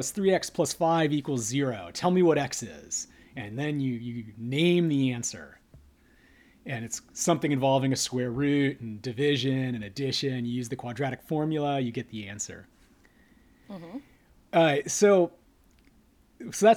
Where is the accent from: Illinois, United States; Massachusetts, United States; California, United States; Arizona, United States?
California, United States; Northern; moved away as an adult; also born or lived in Los Angeles; now in San Diego, United States; I grew up in Northern California